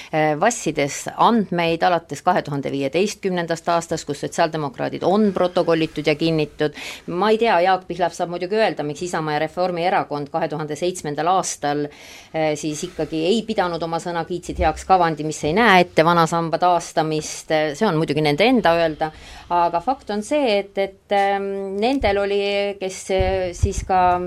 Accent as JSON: {"language": "Estonian", "town": "Suure-Jaani", "region": "Viljandi County", "country": "Estonia", "tie": "born or raised there", "said": "Suure-Jaani, minu sünnilinn"}